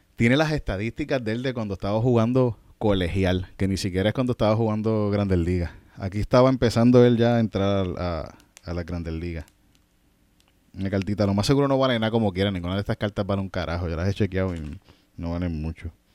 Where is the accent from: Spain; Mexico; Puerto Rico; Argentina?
Puerto Rico; Yauco; Yo soy de Yauco